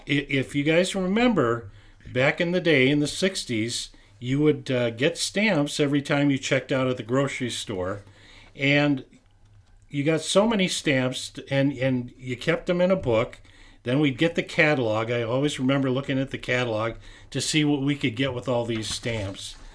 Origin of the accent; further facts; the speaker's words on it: St. Louis Park, Minnesota, United States; when I grew up in Saint Louis Park on Texas Avenue